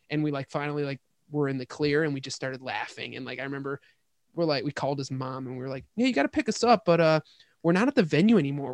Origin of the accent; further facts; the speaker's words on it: Hamburg, New York, United States; moved away as an adult; also born or lived in Boston, Massachusetts / California; I'm from Hamburg. So we're both from the burbs of, uh, Buffalo